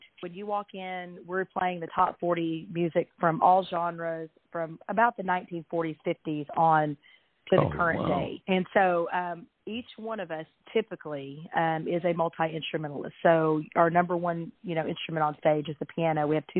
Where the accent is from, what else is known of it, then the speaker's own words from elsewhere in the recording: Little Rock, Arkansas, United States; also born or lived in Vilonia, Arkansas; I was born and raised in Little Rock, Arkansas. Vilonia is about 25 miles north of Little Rock. So that's where I live now.